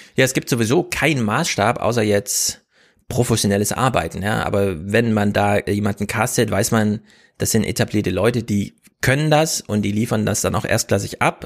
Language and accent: German; Thuringia, Germany; moved away; Danny und ich, wir kommen ja aus Thüringen